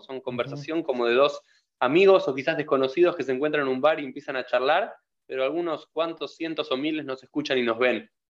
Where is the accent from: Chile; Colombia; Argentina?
Argentina; como argentinos